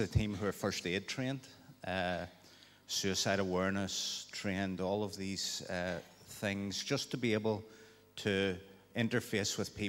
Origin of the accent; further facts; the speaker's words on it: Newtownards, Northern Ireland, United Kingdom; I'm from Newton Ards